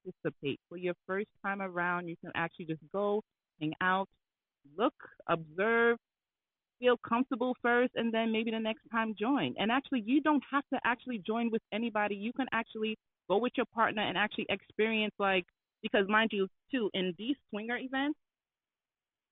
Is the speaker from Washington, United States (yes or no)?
no; New York, United States; I'm from New York